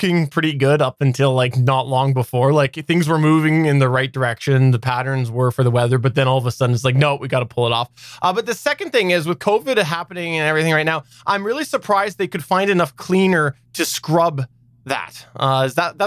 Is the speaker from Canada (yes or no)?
yes; Canada; I'm Canadian too